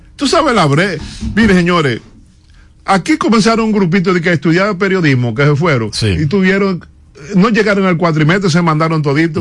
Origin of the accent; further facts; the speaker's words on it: Dominican Republic; somos nosotros los dominicanos